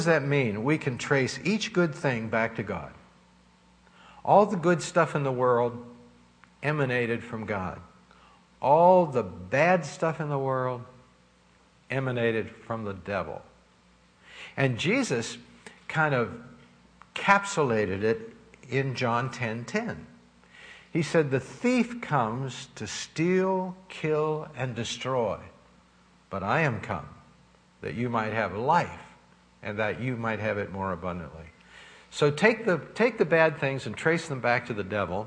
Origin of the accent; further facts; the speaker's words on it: Pittsburgh, Pennsylvania, United States; When I grew up in Sheridan in Pittsburgh, I remember we didn't have any money